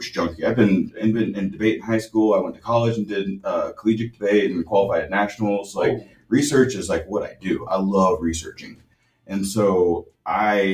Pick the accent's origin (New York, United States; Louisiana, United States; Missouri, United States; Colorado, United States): Missouri, United States; Kansas City; I grew up in the Midwest and in Kansas City, Missouri